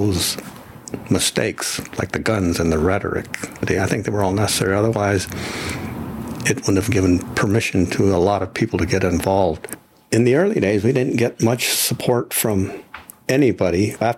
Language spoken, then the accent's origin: English; Idaho, United States; born there; I was born in the Minidoka concentration camp in Idaho, southern Idaho.